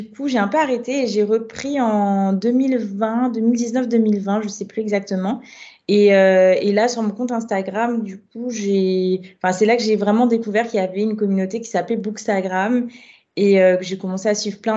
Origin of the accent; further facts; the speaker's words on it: Guadeloupe, France; moved away as an adult; now in Paris, France; je suis guadeloupéenne. Euh, donc, ça fait à peu près sept ans que je vis à Paris maintenant. Donc, j'ai j'étais en Guadeloupe pendant assez longtemps puisque j'ai fait ma licence de droit là-bas.